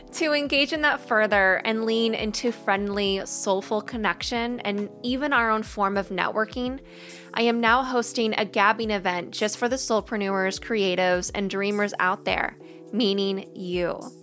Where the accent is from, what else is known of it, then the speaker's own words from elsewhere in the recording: Missouri, United States; I'm from Missouri